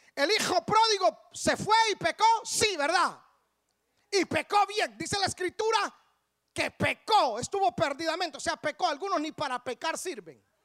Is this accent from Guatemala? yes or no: yes; Guatemala; moved away; yo nací en Guatemala. Yo nací en Guatemala.